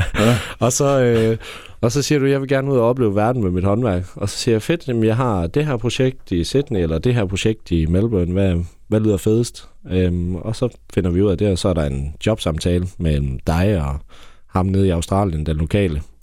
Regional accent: Bramming, Southern Denmark, Denmark; also born or lived in Ribe; now in Aarhus, Denmark; Jeg er født i Bramming, ja. Eller faktisk født, øh, lidt ud for Hjermel Lund

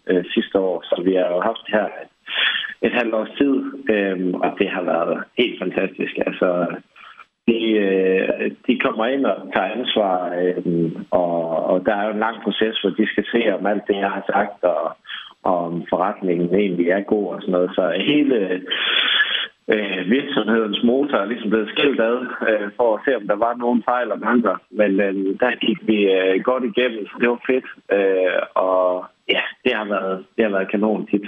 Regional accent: Bramming, Southern Denmark, Denmark; moved away as an adult; also born or lived in England / Sydney, Australia; Nu er jeg jo selv opvokset i, i Bramming og har haft en fantastisk barndom der, men øhm, altså, det gør bare noget andet at se noget andet. Altså, jeg flyttede direkte fra Bramming øh, hjem fra, fra mor af øh, ned til, til Sydney med 5 millioner indbyggere.

